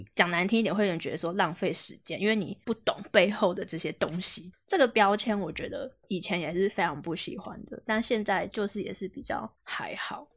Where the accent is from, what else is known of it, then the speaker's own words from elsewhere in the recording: Taiwan; also born or lived in Xizhi, New Taipei; 我也是台北人